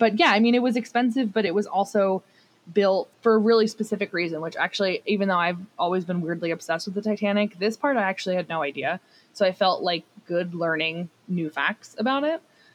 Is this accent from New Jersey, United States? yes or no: yes; New Jersey, United States; I'm from New Jersey